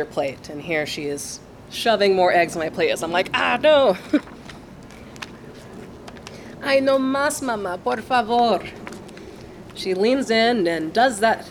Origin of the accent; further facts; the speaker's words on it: Longview, Texas, United States; now in Dallas, United States; I am from Longview, Texas